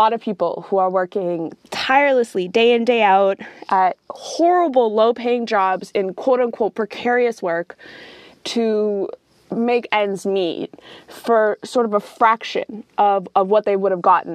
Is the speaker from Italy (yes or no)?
no; Canada; I'm coming from Canada